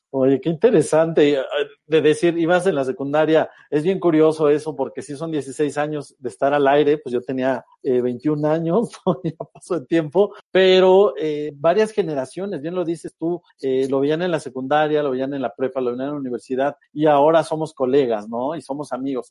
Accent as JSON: {"language": "Spanish", "region": "State of Mexico", "country": "Mexico", "tie": "born or raised there", "also_born_or_lived": "Tamaulipas", "said": "a los seis años nos venimos a la Ciudad de México, bueno, más bien al Estado de México"}